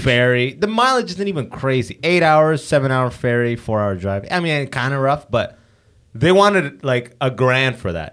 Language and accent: English; London, Ontario, Canada; I grew up in London